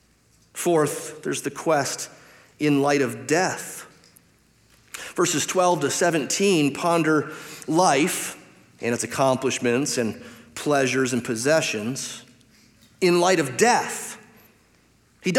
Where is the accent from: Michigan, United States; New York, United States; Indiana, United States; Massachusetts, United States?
Michigan, United States; Detroit; I grew up in Detroit